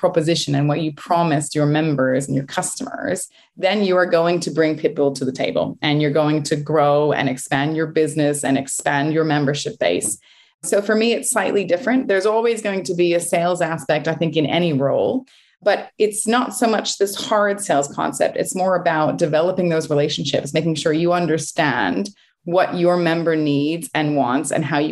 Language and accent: English; United States; moved away as an adult; also born or lived in Connecticut / New York; now in United Kingdom; I grew up in Connecticut and New York